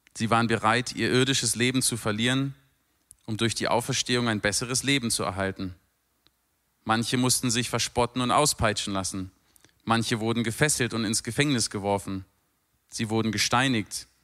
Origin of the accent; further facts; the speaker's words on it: Berlin, Germany; moved away as an adult; also born or lived in London; now in Mosbach, Germany; Als Berliner, der in London lebt